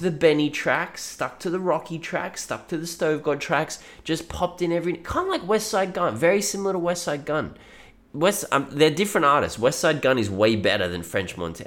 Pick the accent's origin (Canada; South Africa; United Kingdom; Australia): Australia; I am Australian